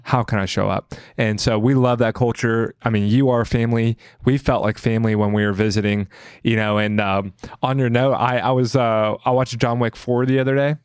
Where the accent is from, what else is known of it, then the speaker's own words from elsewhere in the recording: the South, United States; I grew up in the South